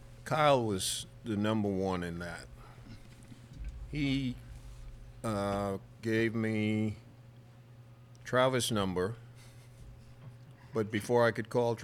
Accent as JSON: {"language": "English", "region": "Berry Islands", "country": "Bahamas", "tie": "born or raised there", "said": "I'm an original Berry Islander."}